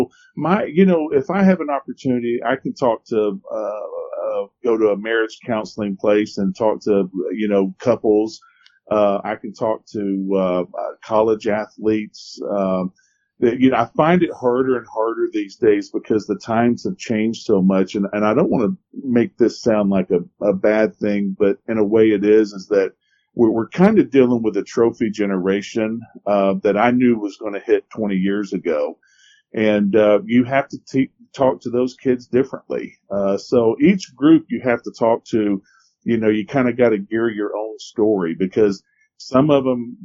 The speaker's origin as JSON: {"language": "English", "town": "Ellijay", "region": "Georgia", "country": "United States", "tie": "born or raised there", "said": "I grew up in Ellijay"}